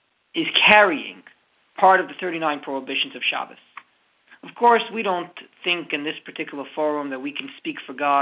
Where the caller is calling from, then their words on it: Halifax, Nova Scotia, Canada; I'm calling you from Halifax, Nova Scotia